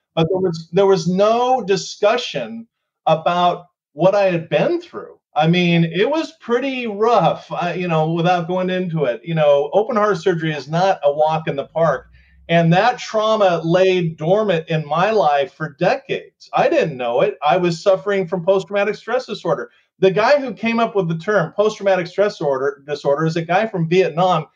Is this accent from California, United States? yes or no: yes; Southern California, United States; growing up in Southern California